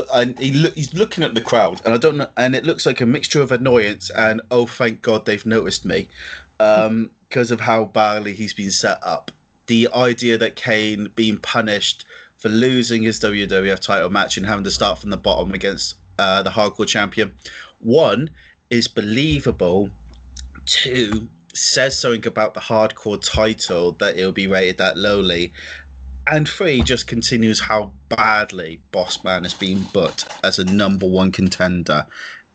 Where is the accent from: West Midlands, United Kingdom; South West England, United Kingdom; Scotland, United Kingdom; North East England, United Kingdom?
South West England, United Kingdom; Plymouth; accent: country bumpkin; I'm from Janetown of Plymouth, so to be fair, I sound like a country bumpkin regardless of what I say.